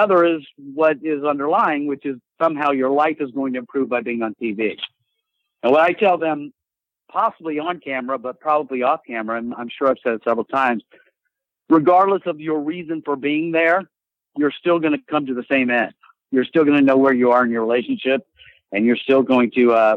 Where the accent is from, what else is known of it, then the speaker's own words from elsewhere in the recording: South Carolina, United States; I'm from South Carolina